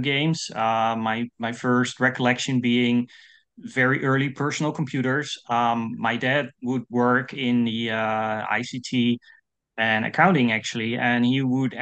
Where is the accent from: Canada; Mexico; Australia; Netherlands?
Netherlands; English is a second language; I'm from the Netherlands. I'm a Dutch composer